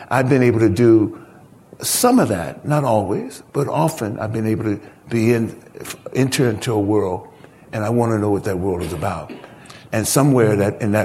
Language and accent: English; San Francisco, California, United States; I was born and raised in San Francisco, California, and certainly lived in the Haight-Ashbury, lived in the Haight-Ashbury since I was 11 years old